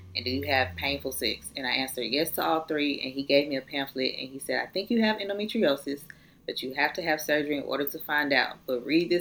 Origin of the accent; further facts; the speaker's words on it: Atlanta, Georgia, United States; moved away as an adult; now in Valdosta, United States; I'm in college, not where I'm from. I'm from Atlanta.